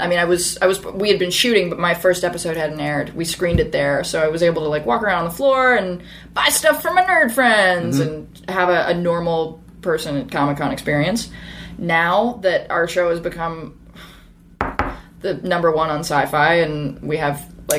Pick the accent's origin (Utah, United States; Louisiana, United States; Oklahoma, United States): Louisiana, United States; New Orleans; also born or lived in Northern California; I was born in Northern California. And right before I turned 5, my family moved to the New Orleans area.